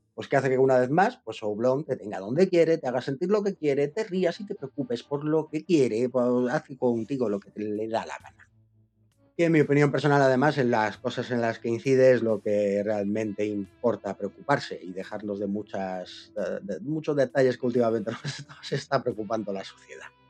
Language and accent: Spanish; Córdoba, Andalusia, Spain; yo como andaluz me llevo algún zasca en esta novela y ya como cordobés